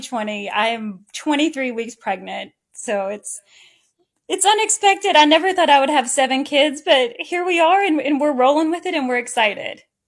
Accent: Owensboro, Kentucky, United States; I grew up in Owensboro and I'm the oldest of five kids.

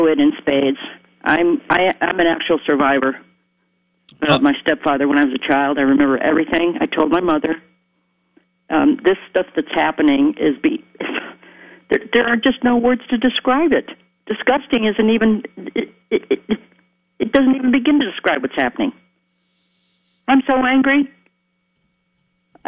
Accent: New York City, New York, United States; I'm from New York, too. I was born in Queens

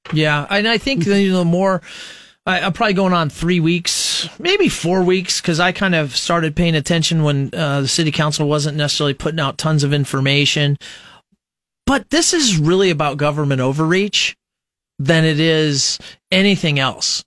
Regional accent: Nebraska, United States; those of us who were born and raised in Nebraska

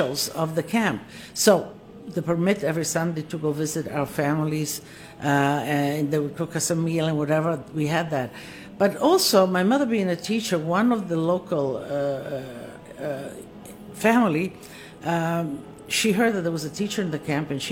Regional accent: Istria County, Croatia; moved away; I was born in Istria, Italian, and as I was born, it went under communism. And so my young years, if you will, formative years, I spent under Yugoslavia, but in an Italian home.

